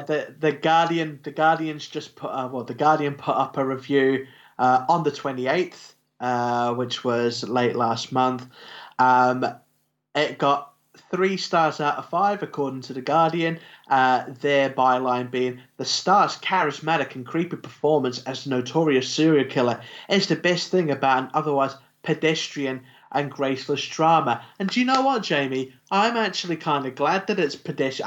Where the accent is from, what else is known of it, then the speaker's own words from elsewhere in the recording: New Zealand; we're from New Zealand